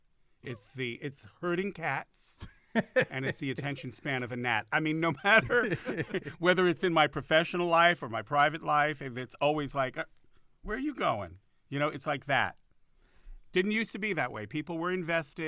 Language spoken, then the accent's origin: English; Los Angeles, California, United States; also born or lived in New York; I grew up in Hollywood